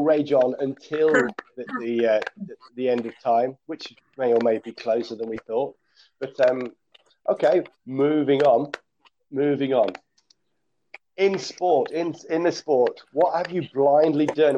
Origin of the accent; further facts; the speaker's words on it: Coventry, West Midlands, United Kingdom; born and bred in Coventry